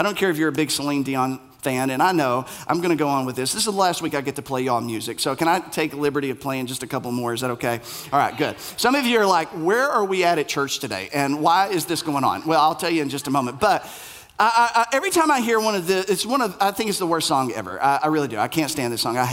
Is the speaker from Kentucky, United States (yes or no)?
yes; Middlesboro, Kentucky, United States; I'm from this place in Kentucky. I'm from Bell County. I'm from Middlesboro.